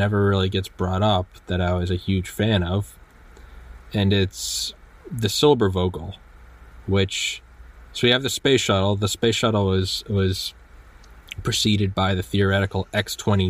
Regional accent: United States; I'm an American and I love America

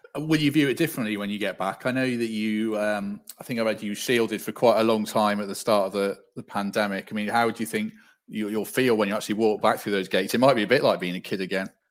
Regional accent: Shropshire, West Midlands, United Kingdom; I grew up in Shropshire.

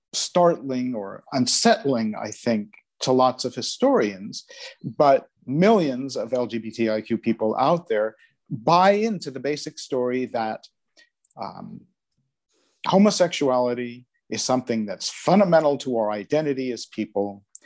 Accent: United States; now in Netherlands; Okay, I'm from the United States originally, different parts of the States, but I moved to the Netherlands in 1993, so that's 28 years ago now.

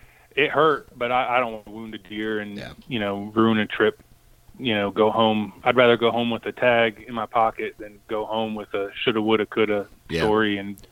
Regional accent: East Coast, United States; I mean, I grew up on the East Coast.

